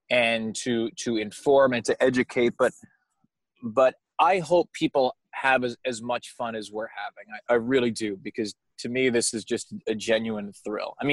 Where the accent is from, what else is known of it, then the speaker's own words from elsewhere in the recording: Long Island, New York, United States; I've kind of lost my accent, um, which is a good thing for everyone because I'm from Long Island.